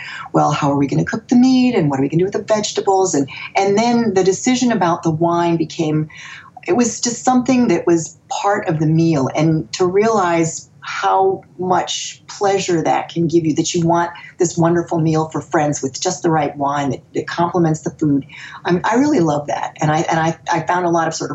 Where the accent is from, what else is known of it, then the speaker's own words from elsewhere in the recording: Boston, Massachusetts, United States; now in Virginia, United States; I was born in Boston. I'm a New England girl. I'm a Yankee down here in Virginia.